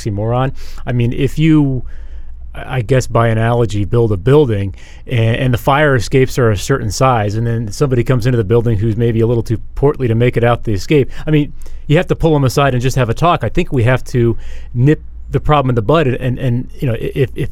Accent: United States; as an American here

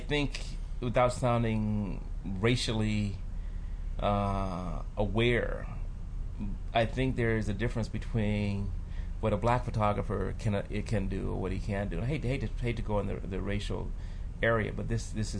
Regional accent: Compton, California, United States; also born or lived in New York / Paris / Santa Monica; I grew up in Compton

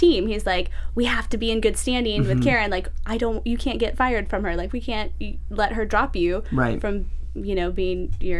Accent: Oklahoma, United States; I'm from Oklahoma, small town.

